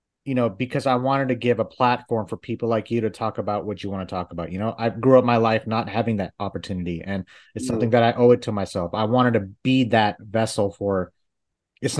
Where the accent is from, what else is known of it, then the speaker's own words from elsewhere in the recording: Dallas, Texas, United States; I've been living in Dallas for over 20 years